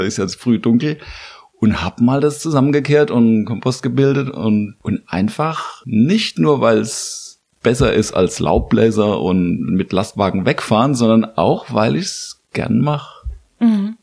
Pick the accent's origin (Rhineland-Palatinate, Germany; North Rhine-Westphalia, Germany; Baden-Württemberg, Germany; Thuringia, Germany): Rhineland-Palatinate, Germany; Landau; moved away as an adult; now in Mainz, Germany; Ich komme aus der Südpfalz